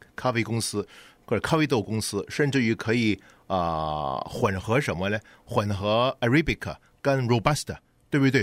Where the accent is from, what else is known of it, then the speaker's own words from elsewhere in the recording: China; 我们中国人可能叫上火